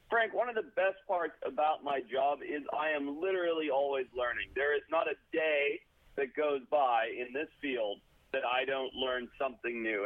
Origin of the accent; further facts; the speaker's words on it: Zimbabwe; now in United States; growing up in Southern Africa and Zimbabwe, coming over to America